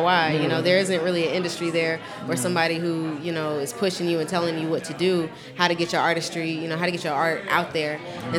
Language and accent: English; Champaign, Illinois, United States; Well, I'm from Champaign.